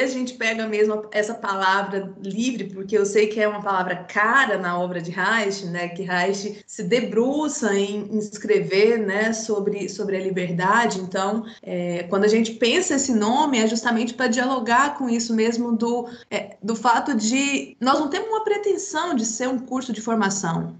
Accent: Goiás, Brazil; also born or lived in Jataí; Eu, eu sou do interior do estado de Goiás, da cidade, cidade de Goiás

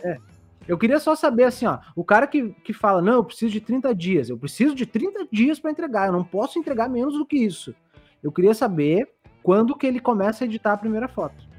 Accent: Barbacena, Minas Gerais, Brazil; Quando eu era pequeno lá em Barbacena

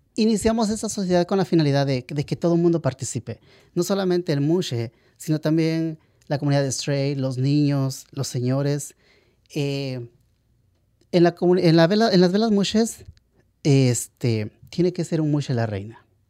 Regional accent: Valley of Oaxaca, Mexico; now in Los Angeles, United States; yo soy ah, del Valle de Oaxaca, la región del Valle. Oaxaca está dividido en ocho regiones y yo soy del Valle.

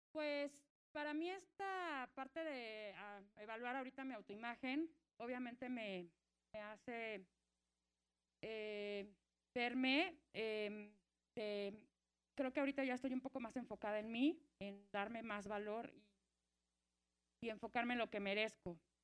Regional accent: Mexico City, Mexico; soy de aquí de la Ciudad de México

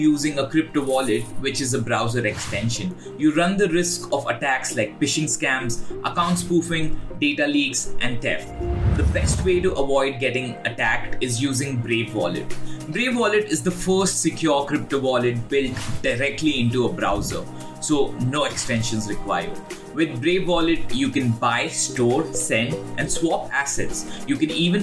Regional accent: India; I'm from India

